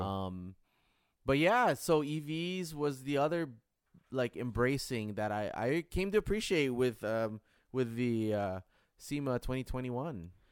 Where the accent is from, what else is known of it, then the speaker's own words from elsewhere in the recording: Detroit, Michigan, United States; growing up in Detroit